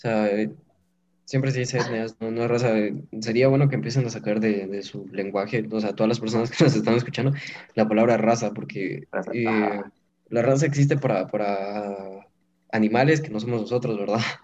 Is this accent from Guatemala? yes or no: yes; Guatemala; nosotros no nos identificamos solo como guatemaltecos